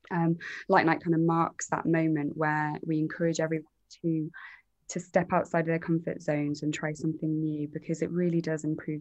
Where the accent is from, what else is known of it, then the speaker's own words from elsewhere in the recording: East of England, United Kingdom; now in Liverpool, United Kingdom; I think just as an outsider, I moved up from Essex 13 years ago, so I've kind of transplanted myself here